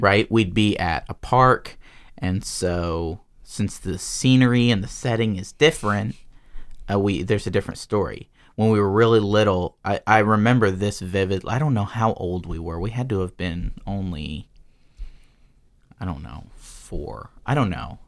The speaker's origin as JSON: {"language": "English", "region": "Georgia", "country": "United States", "tie": "born or raised there", "said": "I was born in Georgia"}